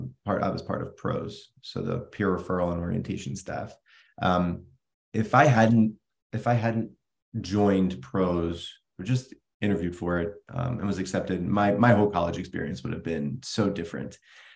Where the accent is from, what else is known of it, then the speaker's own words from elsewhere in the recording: Vineland, New Jersey, United States; moved away as an adult; now in Naples, United States; So I grew up in Vineland, was born there, lived there, graduated from Vineland High School in 2004.